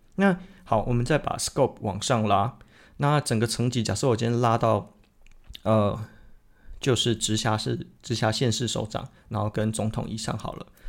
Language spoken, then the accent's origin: Chinese; Tainan, Taiwan; moved away; 其实我是台南人